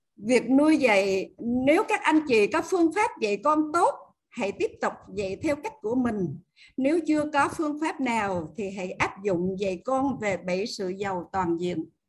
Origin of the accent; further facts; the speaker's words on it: Tuy Hoa, Phu Yen, Vietnam; biển tuy hòa quê